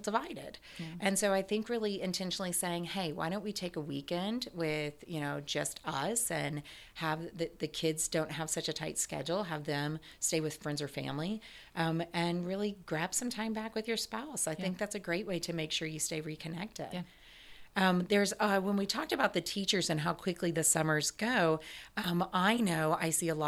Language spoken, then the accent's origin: English; Ohio, United States; moved away; I grew up in Ohio and we rarely got to see the beach